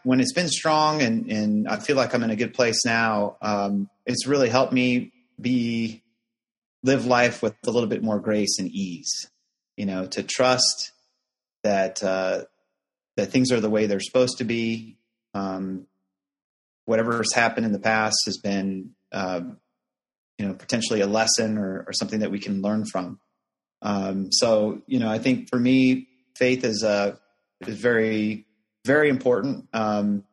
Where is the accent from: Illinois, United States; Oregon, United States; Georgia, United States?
Illinois, United States; Chicago; moved away as an adult; also born or lived in Houston, Texas; originally grew up in the Chicagoland area